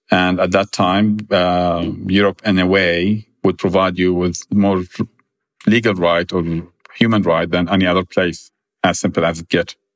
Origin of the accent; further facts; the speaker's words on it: Jordan; Like growing up in Jordan, my grandmother had a lot of uh, humanitarian work